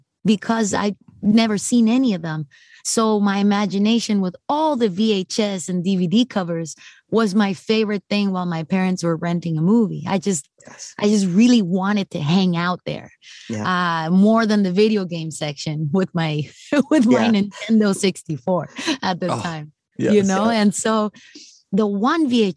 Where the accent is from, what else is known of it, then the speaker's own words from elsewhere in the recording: Mexico; I'm from Mexico. So I'm as Mexican as it gets